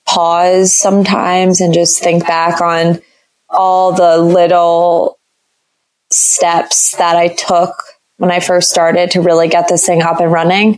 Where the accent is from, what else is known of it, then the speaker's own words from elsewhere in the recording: D.C., Maryland suburbs of Washington, United States; I moved home to my parents in the Maryland suburbs of Washington, D.C.